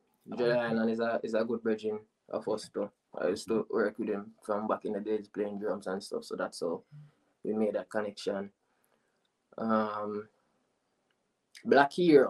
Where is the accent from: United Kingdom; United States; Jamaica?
Jamaica; Falmouth, Trelawny; I am from Falmouth